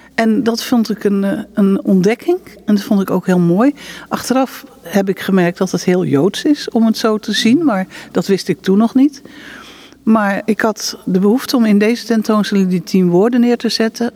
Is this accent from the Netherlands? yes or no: yes; Netherlands; moved away as an adult; now in Israel; we komen natuurlijk uit Nederland